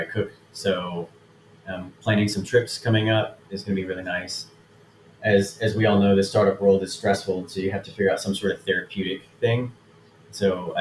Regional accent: Houston, Texas, United States; also born or lived in Galveston, Texas; now in Austin, United States; So I'm from Houston, but we spent a lot of time in Galveston

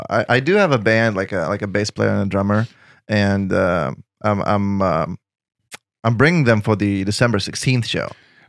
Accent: Lithuania; English is a second language; I would get stopped in the street in my hometown. People would take pictures with me, and I was known. But the whole Lithuania is the size of New Hampshire, 3 million people tops, you know?

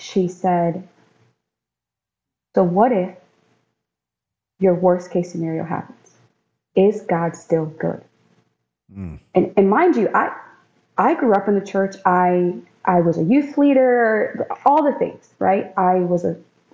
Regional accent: Maryland, United States; also born or lived in North Carolina; now in Florida, United States; I was born and raised in Maryland.

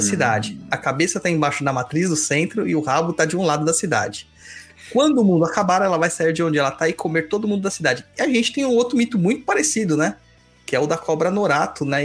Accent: Southeast Brazil, Brazil; nós aqui do Sudeste, eu que sou do Sudeste

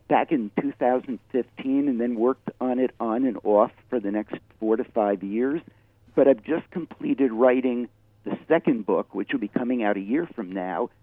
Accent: New York City, New York, United States; moved away as an adult; now in Ashland, United States; I live in Ashland, Oregon. I moved here in 2003 from New York City, where I lived virtually my whole life

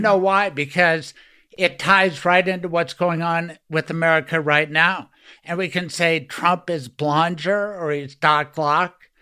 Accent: Denver, Colorado, United States; growing up in Denver

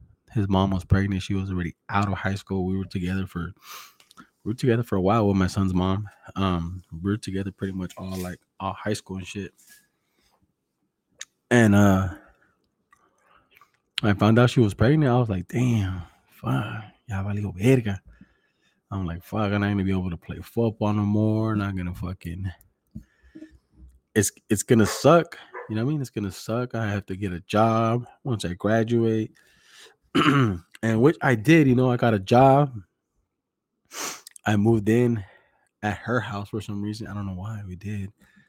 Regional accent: Greenfield, California, United States; I'm from Greenfield, fool. Same shit, güey. Greenfield, King City, South County.

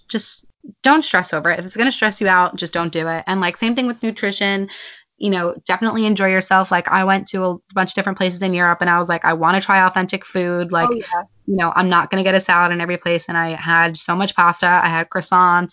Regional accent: United States; we're from America

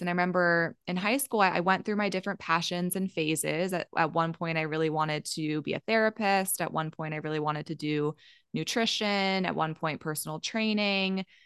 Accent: Maryland, United States; moved away; also born or lived in Colorado; I grew up in Maryland, so on the East Coast

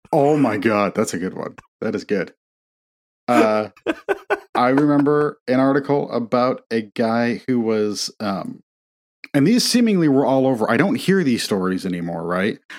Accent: Indiana, United States; growing up in Indiana, we had an, a big fireplace

